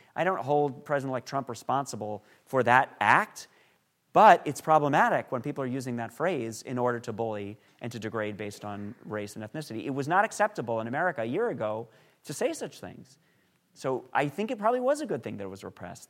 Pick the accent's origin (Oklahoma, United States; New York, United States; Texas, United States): New York, United States; I grew up in New York